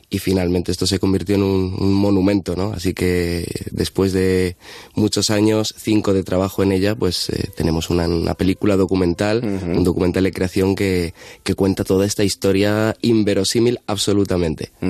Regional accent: Madrid, Community of Madrid, Spain; Yo soy de Carabanchel

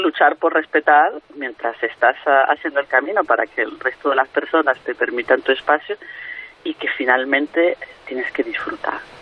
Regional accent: Venezuela; moved away; also born or lived in Madrid, Spain; yo soy venezolana pero España fue mi tierra de acogida durante 12 años

